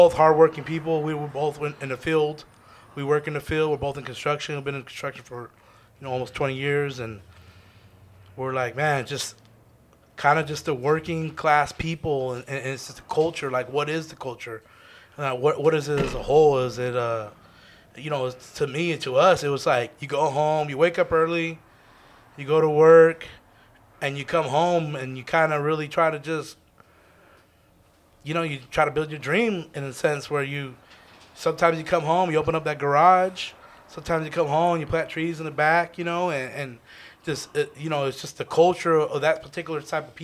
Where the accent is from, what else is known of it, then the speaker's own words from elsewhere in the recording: Arizona, United States; we're from Arizona